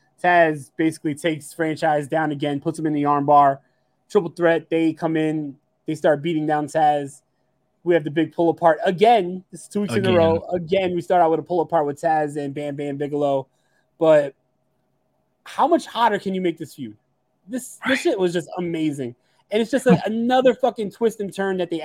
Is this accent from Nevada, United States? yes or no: no; New York City, New York, United States; As a New York kid